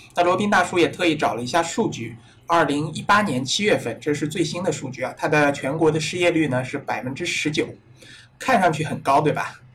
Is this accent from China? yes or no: yes; China; 我们中国人